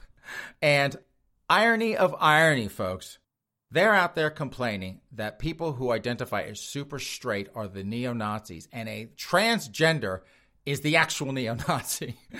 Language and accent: English; Spartanburg, South Carolina, United States; my hometown.